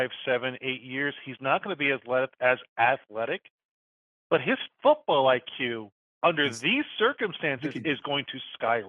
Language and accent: English; Kansas City, United States; it's my hometown team